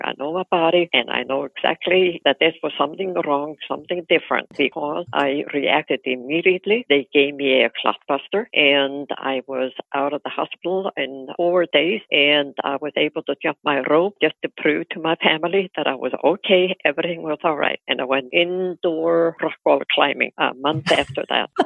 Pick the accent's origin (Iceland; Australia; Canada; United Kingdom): Iceland; moved away as an adult; now in United States; growing up in Iceland